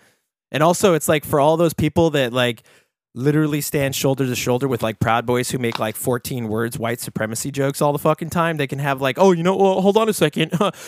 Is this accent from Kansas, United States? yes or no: yes; Kansas, United States; I don't have any fucking money. I'm from Kansas.